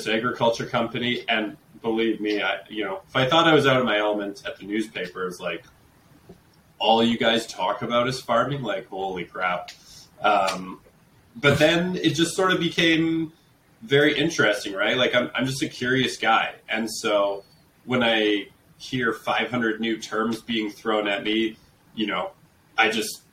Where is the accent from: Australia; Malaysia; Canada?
Canada; Calgary, Alberta; I'm a city kid. Like, I'm from Calgary